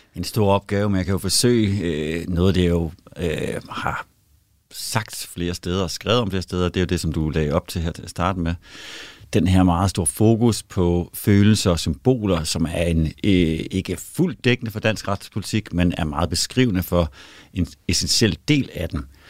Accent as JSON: {"language": "Danish", "country": "Denmark", "moved": "yes", "lives_now": "Sweden", "said": "jeg er jo en dansker i Sverige og en svensker i Danmark"}